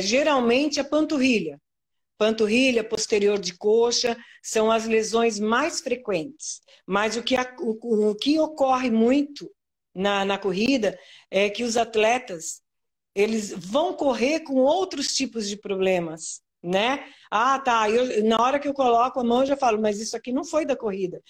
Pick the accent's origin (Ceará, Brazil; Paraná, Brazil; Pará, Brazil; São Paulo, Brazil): São Paulo, Brazil; now in Santa Catarina, Brazil; Eu sou de São Paulo, né? Da capital de São Paulo.